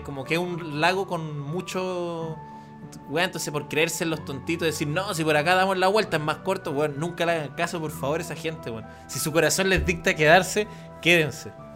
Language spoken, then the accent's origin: Spanish; Santiago, Santiago Metropolitan Region, Chile; uno es como medio de la ciudad, de la capital, como santiaguino